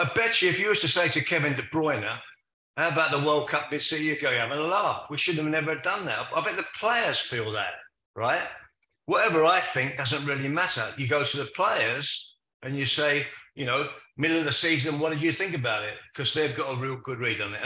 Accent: London, United Kingdom; accent: Cockney; moved away as an adult; also born or lived in Manchester; a Cockney coming to Manchester

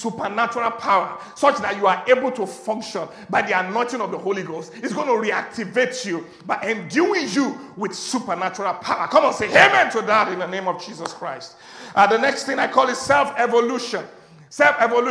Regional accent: Agege, Lagos, Nigeria; I was born in Kwakwa, Ashafa, Agege

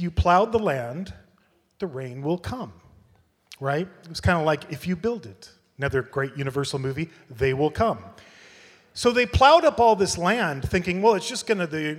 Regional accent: United States; moved away as an adult; now in Ireland; I live in Europe, I've been in Ireland for 5 years, I'm an American

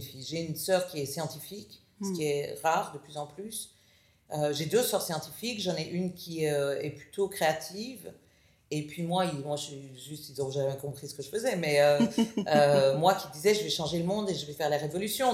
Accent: Brussels, Brussels-Capital Region, Belgium; moved away as an adult; also born or lived in United States / Israel; Je suis née à Bruxelles, famille de quatre filles

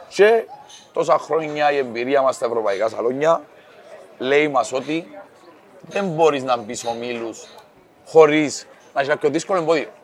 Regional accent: Cyprus; είμαι από την Κύπρο

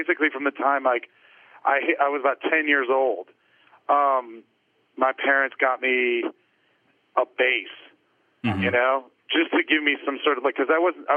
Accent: Greenwich, Connecticut, United States; I grew up in Greenwich, Connecticut. So not too far from where I work now

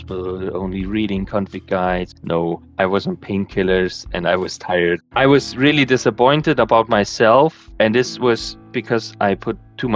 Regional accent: Bavaria, Germany; I grew up in Bavaria

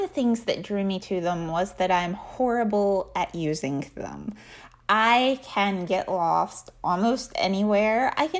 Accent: Chattanooga, Tennessee, United States; moved away as an adult; So I grew up in Chattanooga, Tennessee. I actually never moved as a child. The home I grew up in, my first memories of home, is the home I lived in until I left for graduate school.

